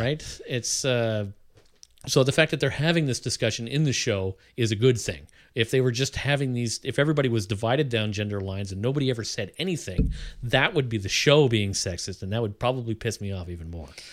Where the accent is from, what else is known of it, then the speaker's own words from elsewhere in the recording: Canada; I'm Canadian